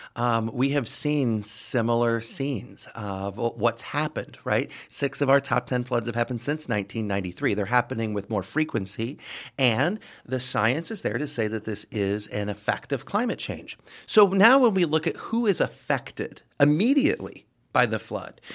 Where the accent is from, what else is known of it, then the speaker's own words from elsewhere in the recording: Rockford, Illinois, United States; moved away as an adult; now in Quad Cities, United States; my hometown of Rockford, Illinois